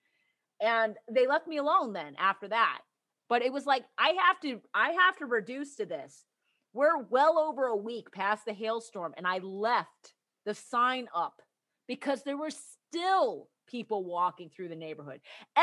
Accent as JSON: {"language": "English", "town": "Plainfield", "region": "Illinois", "country": "United States", "tie": "born or raised there", "moved": "yes", "said": "I grew up in the north. I grew up right in Tornado Alley."}